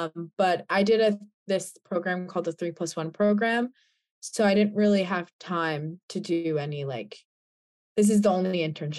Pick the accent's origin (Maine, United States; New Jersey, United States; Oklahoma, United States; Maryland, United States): New Jersey, United States; now in Connecticut, United States; I'm from New Jersey, but I currently live in Connecticut.